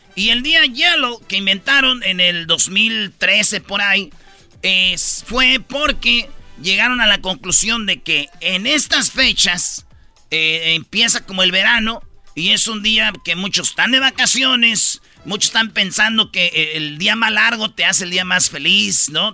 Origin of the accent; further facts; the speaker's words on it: Quilpan, Michoacán, Mexico; mi pueblo, ahí en Quilpan, Michoacán